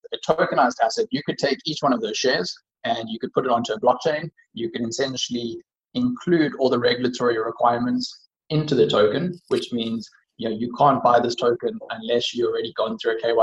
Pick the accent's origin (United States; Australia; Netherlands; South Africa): South Africa; as a South African